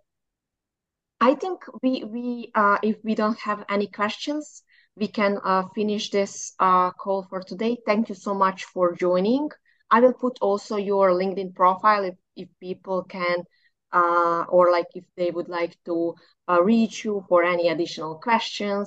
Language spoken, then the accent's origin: English; Bosnia & Herzegovina; I am from Bosnia.